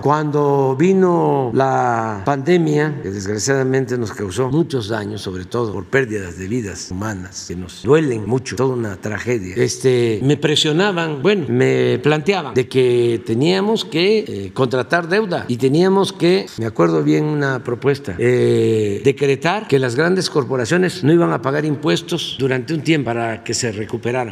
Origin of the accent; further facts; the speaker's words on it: Tepetitán, Tabasco, Mexico; soy de Tepetitán. Macuspana, Tabasco